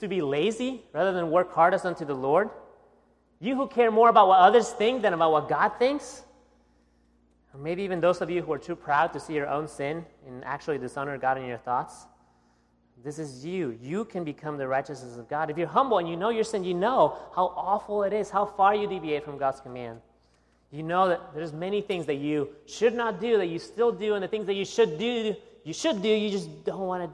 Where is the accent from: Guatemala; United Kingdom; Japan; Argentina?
Guatemala; now in United States; my accent, you know that I was not born here in the United States, okay? I was born in Guatemala, right below Mexico